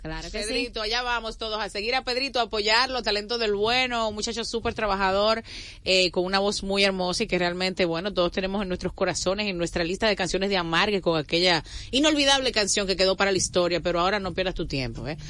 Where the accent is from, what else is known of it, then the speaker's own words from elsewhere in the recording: Santo Domingo Este, Distrito Nacional, Dominican Republic; yo soy de Villafaro City